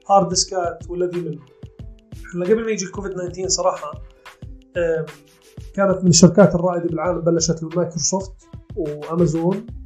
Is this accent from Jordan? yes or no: yes; Jordan